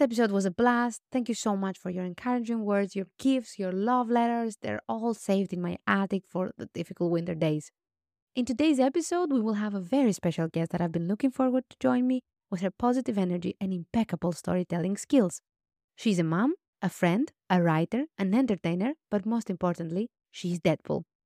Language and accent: English; Greece; growing up in Greece